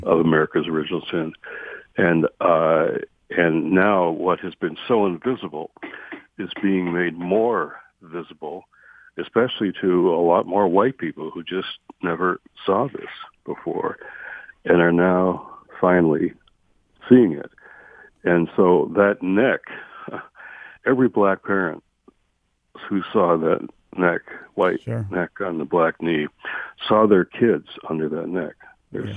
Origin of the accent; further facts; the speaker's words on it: Detroit, Michigan, United States; moved away; I'm a Detroit homeboy. It's my hometown